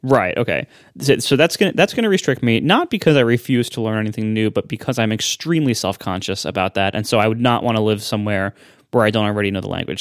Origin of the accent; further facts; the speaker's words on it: Ohio, United States; moved away as an adult; also born or lived in Pennsylvania; growing up in Ohio and then going to college in Pennsylvania